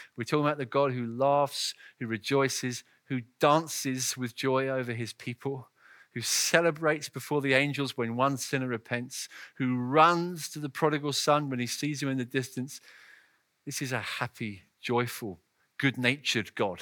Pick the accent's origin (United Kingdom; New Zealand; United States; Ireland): United Kingdom; England; my home country